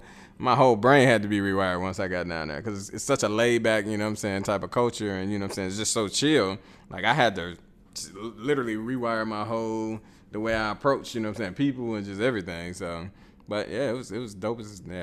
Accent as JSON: {"language": "English", "town": "Chicago", "region": "Illinois", "country": "United States", "said": "I'm from Chicago and like we don't talk to each other like that, you know, walking down the street."}